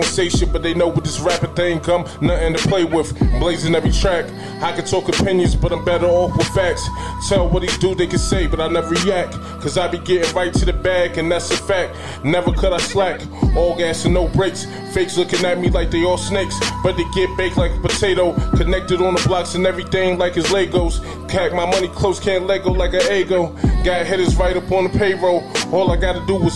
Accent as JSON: {"language": "English", "town": "New York City", "region": "New York", "country": "United States", "tie": "born or raised there", "also_born_or_lived": "Newport News, Virginia", "said": "I was born in Virginia, Bad News, Virginia. Became a man in Bed-Stuy, Brooklyn."}